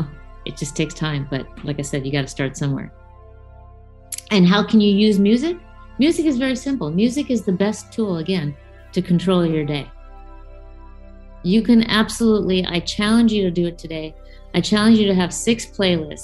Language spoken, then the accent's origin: English; United States; I'm growing up in America